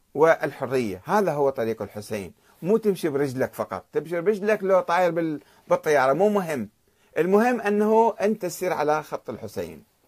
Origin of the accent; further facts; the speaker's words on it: Karbala, Karbala Governorate, Iraq; أنا ابن كربلاء